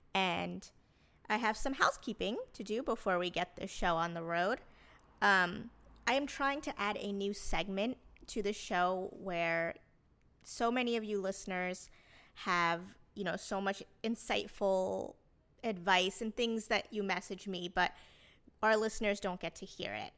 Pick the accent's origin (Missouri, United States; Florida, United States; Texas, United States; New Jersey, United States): New Jersey, United States; I grew up in New Jersey